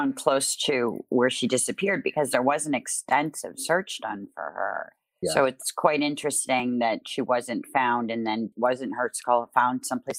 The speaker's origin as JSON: {"language": "English", "town": "Cambridge", "region": "Massachusetts", "country": "United States", "tie": "born or raised there", "said": "Sarah and I grew up in Cambridge"}